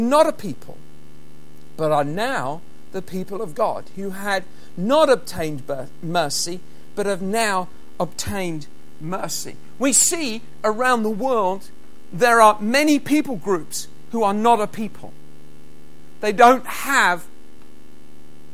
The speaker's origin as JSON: {"language": "English", "region": "England", "country": "United Kingdom", "moved": "yes", "lives_now": "Scotland, United Kingdom", "said": "I'm English"}